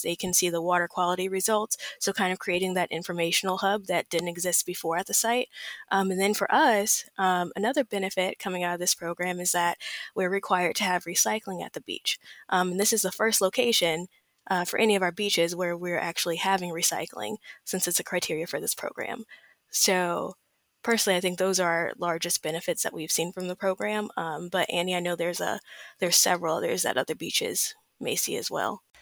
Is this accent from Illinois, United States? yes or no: no; Southern California, United States; I'm from Southern California. I've been born and raised here all my life